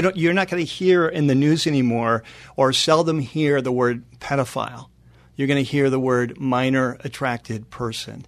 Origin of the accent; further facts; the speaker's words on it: North San Diego County, California, United States; moved away as an adult; also born or lived in Chatsworth, California; now in Los Angeles, United States; my wife and I both grew up in North San Diego County.